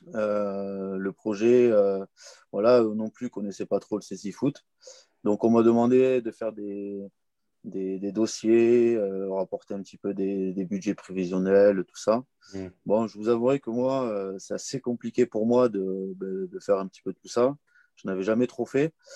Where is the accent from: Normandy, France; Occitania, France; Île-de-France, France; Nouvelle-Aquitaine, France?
Occitania, France; Comminges; j'ai grandi dans le Comminges, dans un petit village des Pyrénées